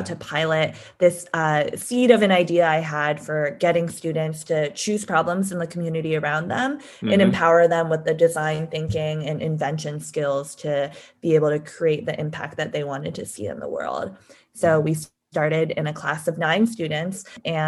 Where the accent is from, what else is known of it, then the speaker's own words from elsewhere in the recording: San Diego, California, United States; I grew up in San Diego and went to public school my whole life